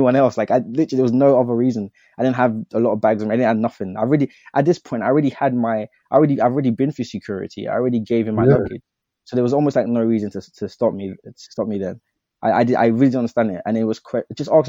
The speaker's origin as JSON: {"language": "English", "country": "United Kingdom", "said": "I'm a British citizen"}